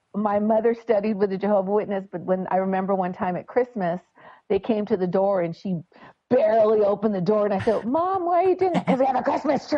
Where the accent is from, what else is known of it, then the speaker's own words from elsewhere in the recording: Montebello, California, United States; now in Temecula, United States; I'm originally from Montebello, California